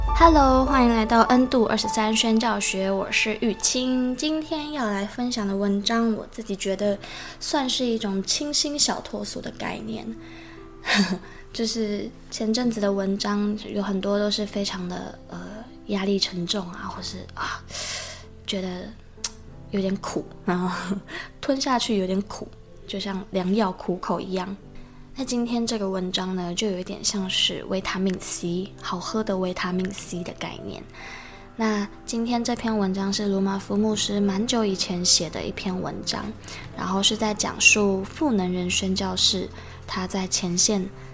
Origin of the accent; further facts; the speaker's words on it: Taiwan; 我们。台湾人